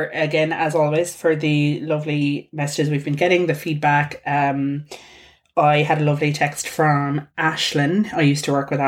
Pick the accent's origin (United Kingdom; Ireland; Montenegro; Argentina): Ireland; we're Irish.